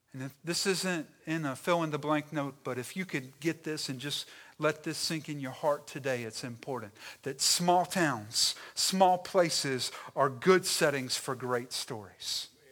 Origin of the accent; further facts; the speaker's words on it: Stanly County and the Lowcountry, South Carolina, United States; I am from the South. I am distinctively Southern, all right? My origins are wrapped up in Stanley County and in Lower State, South Carolina.